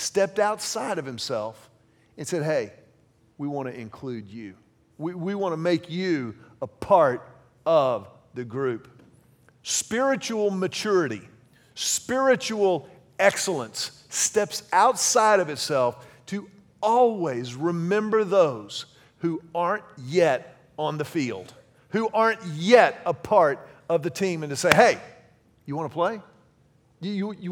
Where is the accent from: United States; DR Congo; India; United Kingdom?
United States; Houston, Texas; I grew up in Houston